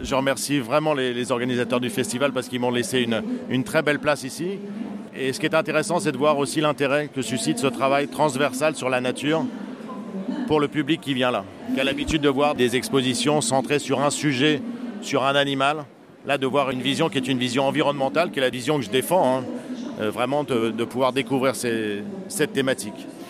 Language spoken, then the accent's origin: French; Normandy, France; chez moi en Normandie